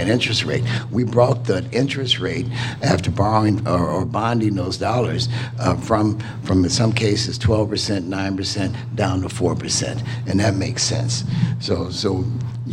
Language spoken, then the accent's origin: English; Cairo, Illinois, United States; now in Chicago, United States; I do live in Chicago, but I'm from Cairo, Illinois